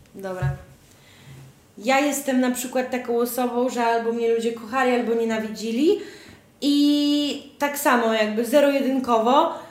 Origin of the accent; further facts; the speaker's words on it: Podlaskie Voivodeship, Poland; U mnie na Podlasiu nie mówi się kuzyn, tylko brat cioteczny.